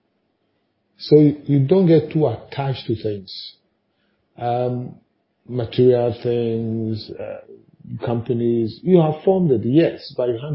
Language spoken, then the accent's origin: English; Ghana; as a Ghanaian